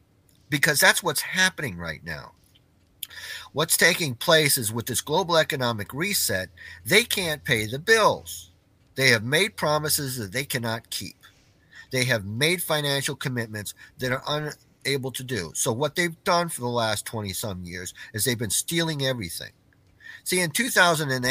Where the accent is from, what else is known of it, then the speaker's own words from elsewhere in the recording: Clarksville, Tennessee, United States; my hometown here in Clarksville, Tennessee